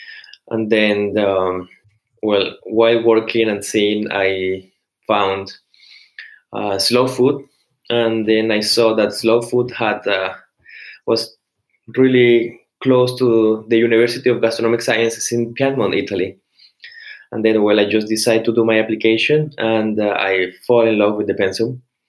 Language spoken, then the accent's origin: English; Cartagena, Bolívar, Colombia; English is a second language; Well, sure. I'm from Cartagena, Colombia, so it's a city in the Caribbean.